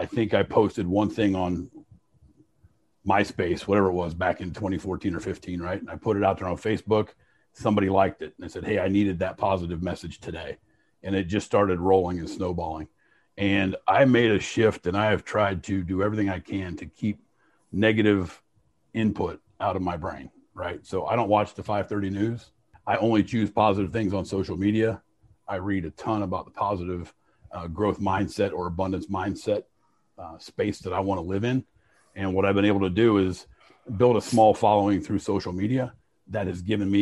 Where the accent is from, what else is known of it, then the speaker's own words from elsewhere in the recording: Fort Recovery, Ohio, United States; I was born in Fort Recovery.